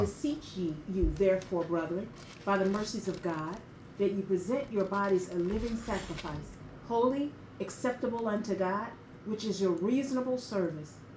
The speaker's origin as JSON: {"language": "English", "town": "Memphis", "region": "Tennessee", "country": "United States", "tie": "born or raised there", "moved": "yes", "said": "i went home to my hometown to memphis"}